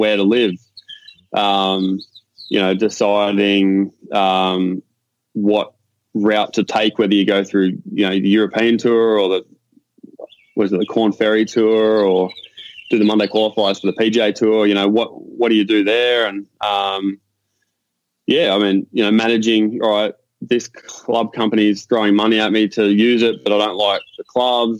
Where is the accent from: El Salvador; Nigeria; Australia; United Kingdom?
Australia; Warrnambool, Victoria; born or raised there; moved away as an adult; now in Virginia Beach, United States